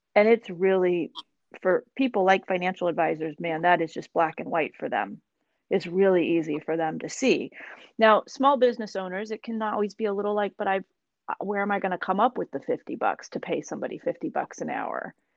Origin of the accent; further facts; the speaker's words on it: Seattle, Washington, United States; moved away; who was born and raised in the Seattle area, but I think those of us who were, we we go away long enough to realize we want to come back